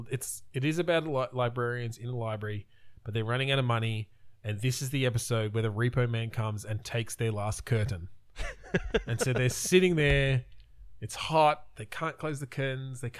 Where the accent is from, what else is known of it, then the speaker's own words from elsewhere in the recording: Australia; we're Australian.